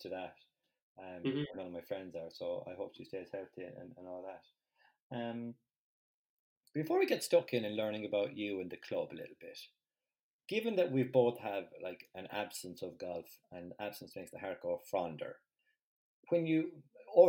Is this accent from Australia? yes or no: no; Ireland; being Irish